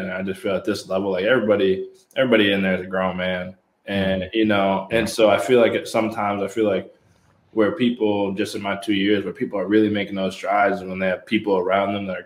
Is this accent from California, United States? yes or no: no; Milford, Connecticut, United States; also born or lived in Massachusetts; I'm from Milan, Connecticut